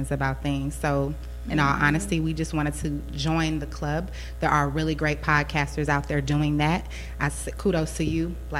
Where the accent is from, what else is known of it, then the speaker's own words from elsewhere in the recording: Houston, Texas, United States; moved away as an adult; now in San Antonio, United States; I'm actually originally from Houston, Texas, but I'm currently residing in San Antonio. I came out here for school